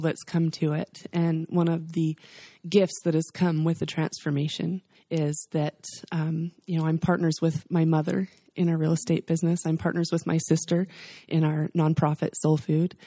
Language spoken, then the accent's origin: English; the South, United States; We're from the South